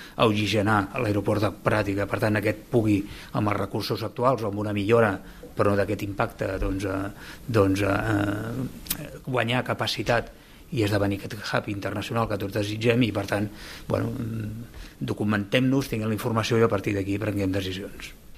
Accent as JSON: {"language": "Catalan", "town": "Lloret de Mar", "region": "Catalonia", "country": "Spain", "said": "sóc de Lloret de Mar"}